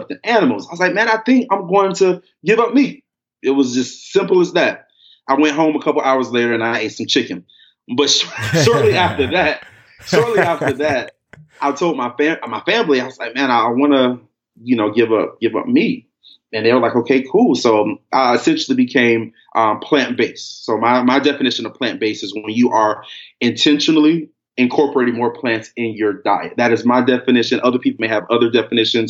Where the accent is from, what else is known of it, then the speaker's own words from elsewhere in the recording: Miami, Florida, United States; moved away as an adult; now in Texas, United States; I'm from Miami. I'm a Florida boy.